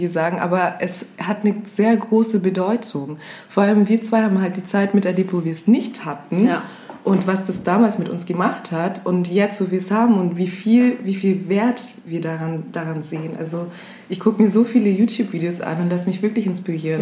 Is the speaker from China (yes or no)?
no; Augsburg, Bavaria, Germany; Bin dann in die Drogeriemärkte gegangen, hier bei uns in Augsburg